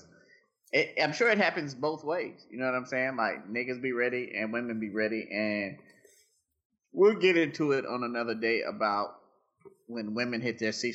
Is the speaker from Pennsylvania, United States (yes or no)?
no; Nashville, Tennessee, United States; I grew up in Nashville, Tennessee